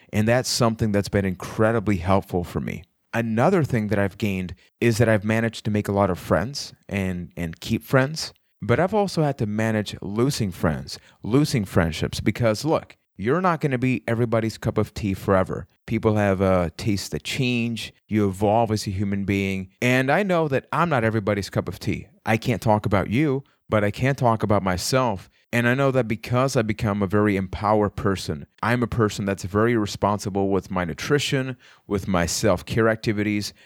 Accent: Puerto Rico; I am from Puerto Rico

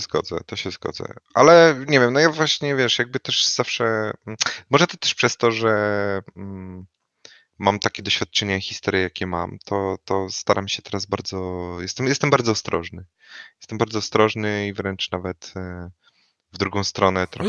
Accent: Wrocław, Lower Silesian Voivodeship, Poland; ja jestem z Wrocławia, oryginalnie

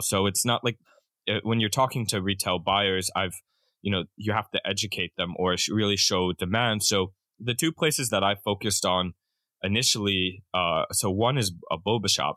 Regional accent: Pennsylvania, United States; moved away as an adult; also born or lived in Japan; I'm from Pennsylvania originally

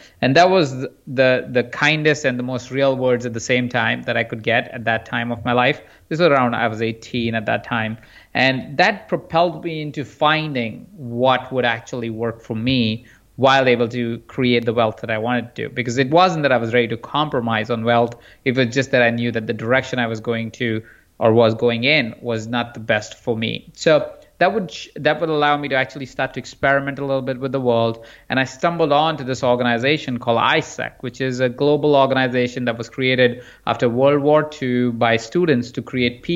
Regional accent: Jaipur, Rajasthan, India; I grew up in India in a small town called Jaipur.

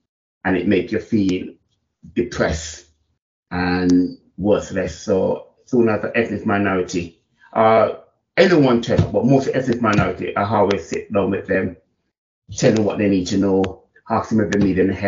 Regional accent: Jamaica; now in England, United Kingdom; We're coming from Jamaica and coming to England and start working in the prison service.

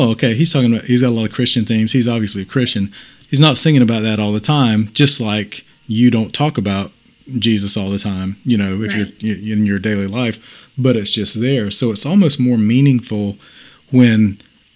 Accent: Greenville, South Carolina, United States; Greenville, South Carolina, my hometown

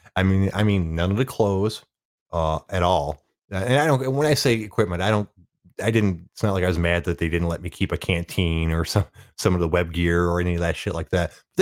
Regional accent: Detroit, Michigan, United States; And since I was from Detroit and the place I was taking basic training was in Oklahoma.

